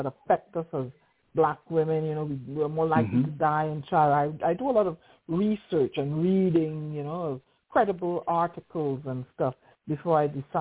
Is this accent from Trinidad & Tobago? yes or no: yes; Trinidad & Tobago; moved away as an adult; also born or lived in Barbados; now in United States; Originally, I was born in the Twin Republics of Trinidad and Tobago in a village called Pagé. I grew up in the environs.